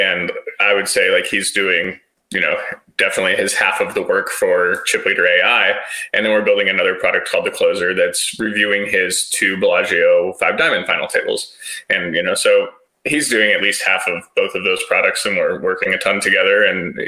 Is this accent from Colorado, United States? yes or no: yes; Colorado, United States; I grew up in Colorado